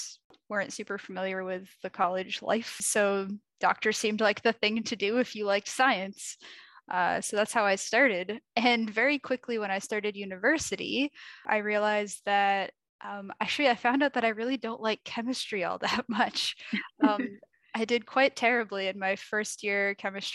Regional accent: Portland, Maine, United States; moved away; also born or lived in Rochester, New York; I grew up in Portland, Maine, which is right on the coast

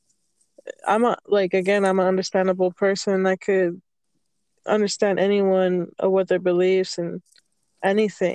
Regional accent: Arizona, United States; now in Utah, United States; I was born and raised in Arizona, but I'm currently in Utah

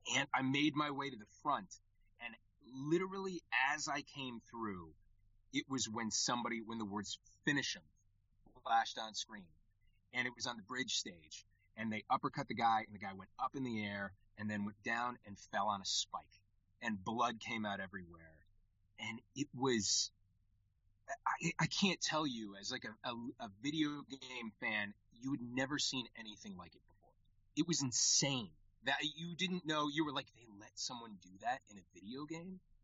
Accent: Connecticut, United States; I grew up in Connecticut, in the state of Connecticut

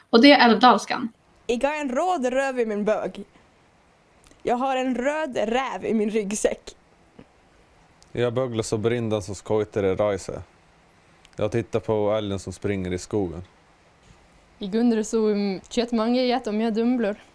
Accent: Småland, Sweden; accent: Småland dialect; Eh, trots att jag vet att jag pratar mer stockholmska just nu och att liksom min eh, småländska sådär.

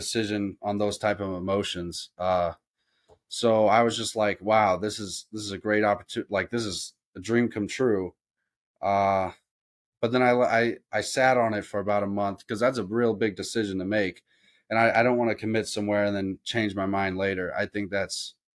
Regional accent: Columbia, Missouri, United States; I grew up in Columbia

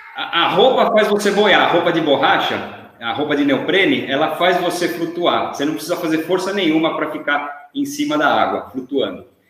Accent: Brazil; moved away; Aqui, quando eu falo que eu sou brasileiro, os caras já me perguntam se eu sou do Rio

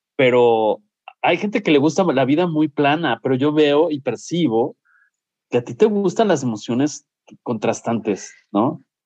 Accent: Mexico; nosotros como mexicanos

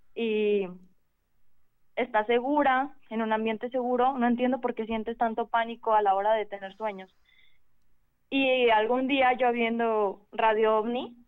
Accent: Guadalajara, Jalisco, Mexico; de Guadalajara

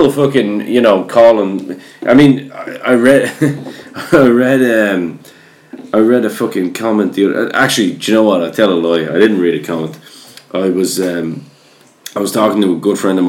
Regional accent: Ireland; I'm Irish.

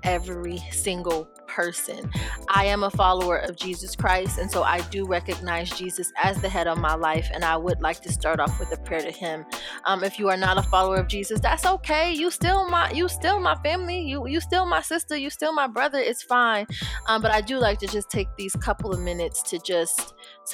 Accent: Rochester, New York, United States; I'm from Rochester and not from Brooklyn

